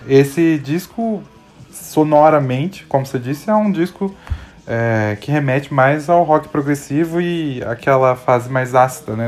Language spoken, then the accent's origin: Portuguese; Minas Gerais, Brazil; eu sou mineiro também